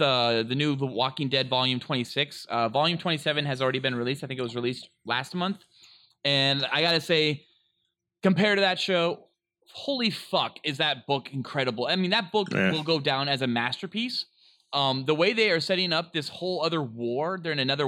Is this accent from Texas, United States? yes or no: no; Northern California, United States; I'm from Northern California, so is Noli